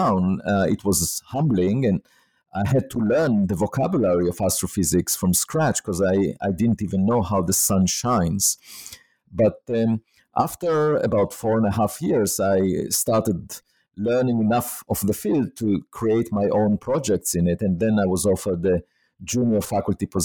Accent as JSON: {"language": "English", "country": "Israel", "tie": "born or raised there", "moved": "as an adult", "said": "I was born in Israel"}